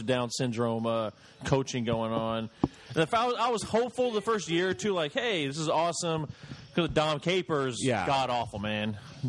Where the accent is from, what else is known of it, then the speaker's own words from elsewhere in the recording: the South, United States; I'm from the South